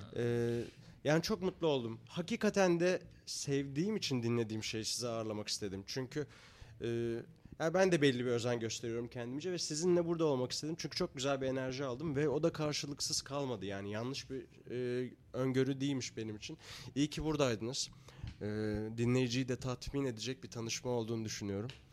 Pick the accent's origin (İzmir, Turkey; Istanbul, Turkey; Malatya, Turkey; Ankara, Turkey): Ankara, Turkey; Ben de Ankaralıyım